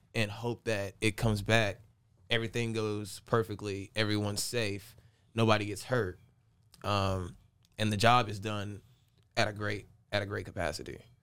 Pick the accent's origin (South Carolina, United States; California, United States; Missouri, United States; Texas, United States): South Carolina, United States; Aiken; also born or lived in Augusta, Georgia; I'm from Aiken, Augusta